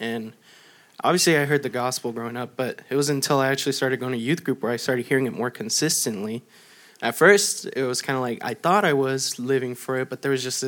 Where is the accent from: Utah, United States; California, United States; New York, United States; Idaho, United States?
California, United States; El Centro; I was born in El Centro. I was raised in the valley my whole life.